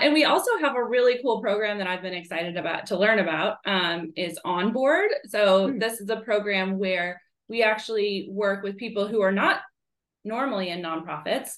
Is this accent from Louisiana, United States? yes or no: no; Northwest Indiana, United States; moved away as an adult; now in Knoxville, United States; I'm originally from the Chicago suburbs, but on the Indiana side, so Northwest Indiana